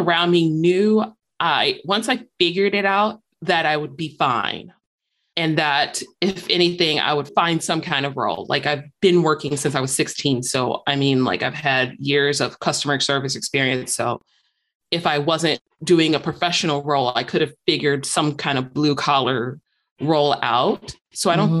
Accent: Chicago, Illinois, United States; moved away as an adult; now in Michigan, United States; growing up in Chicago, I'd ride on like the L trains or buses or whatnot

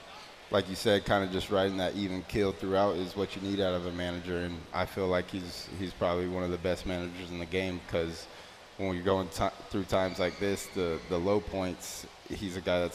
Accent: Houston, Texas, United States

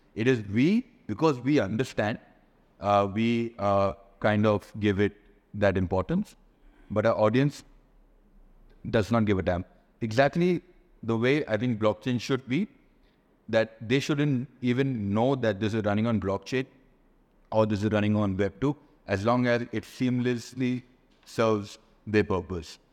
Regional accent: Bangalore, Karnataka, India; also born or lived in Bali; now in Dubai, United Arab Emirates; I'm based here in Dubai, though I'm from Bangalore

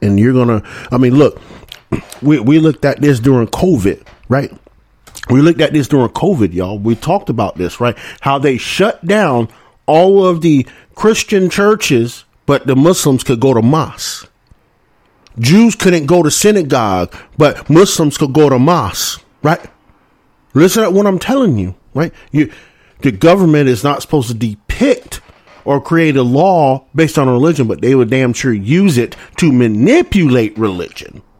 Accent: the South, United States; I'm from the South, y'all. Right? I'm from the South

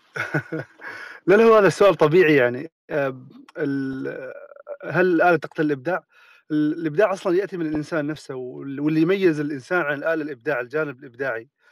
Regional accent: Oman; عندنا في عمان

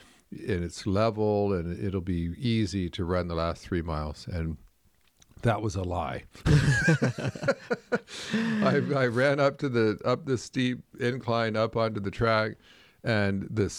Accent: Canada; I remember years ago, I grew up in Canada, and I remember watching people play hockey

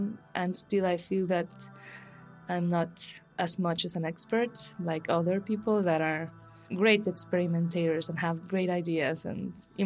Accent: Guatemala City, Guatemala Department, Guatemala; moved away as an adult; also born or lived in Antigua, Guatemala; now in Mexico City, Mexico; I'm from Guatemala City as well

